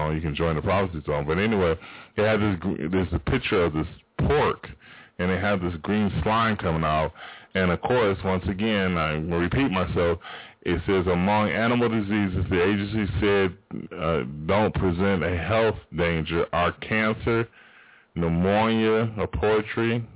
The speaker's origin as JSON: {"language": "English", "town": "Spokane", "region": "Washington", "country": "United States", "tie": "born or raised there", "said": "it's not like we got a bad place in Spokane"}